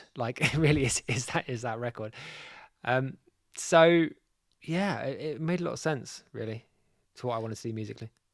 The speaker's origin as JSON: {"language": "English", "region": "London", "country": "United Kingdom", "tie": "born or raised there", "moved": "as an adult", "lives_now": "Mallorca, Spain", "said": "I'm from North London. So I was kind of like, uh, yeah, I was born in Islington."}